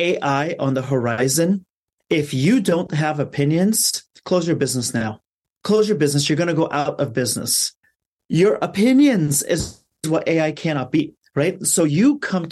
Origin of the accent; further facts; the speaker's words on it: Afghanistan; now in Los Angeles, United States; I'm from Afghanistan.